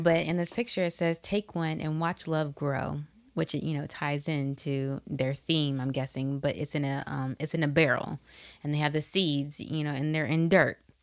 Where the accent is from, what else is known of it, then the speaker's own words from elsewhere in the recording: Atlanta, Georgia, United States; we're from the A T L